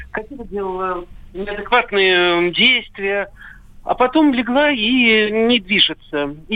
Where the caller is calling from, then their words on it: Moscow, Russia; Здравствуйте, из Москвы.